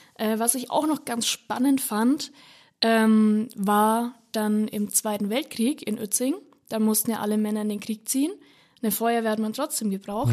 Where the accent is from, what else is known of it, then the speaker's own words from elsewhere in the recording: Upper Franconia, Lichtenfels region, Bavaria, Germany; ich komme aus Oberfranken, aus der Lichtenfelser Region